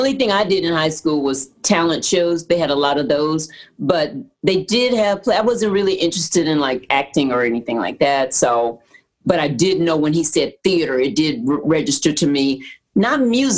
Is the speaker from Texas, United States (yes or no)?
yes; Houston, Texas, United States; I grew up in Houston, Texas, and I grew up singing in the Baptist Church Choir.